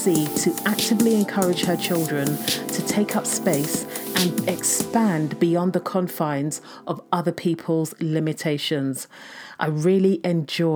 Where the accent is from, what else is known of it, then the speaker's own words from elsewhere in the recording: Nigeria; We are both Nigerian women.